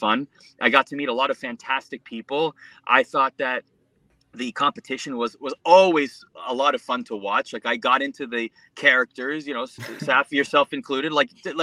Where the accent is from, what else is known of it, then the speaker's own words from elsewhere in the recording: Mississauga, Ontario, Canada; also born or lived in Scarborough, Toronto / Oakville; born and raised in Canada, Scarborough, then Mississauga, Oakville area